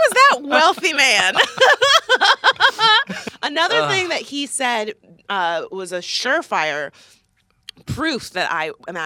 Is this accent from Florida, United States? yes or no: yes; West Palm Beach, Florida, United States; moved away; I'm from West Palm Beach